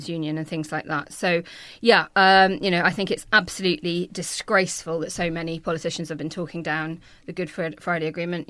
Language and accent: English; Northern Ireland, United Kingdom; I grew up in Northern Ireland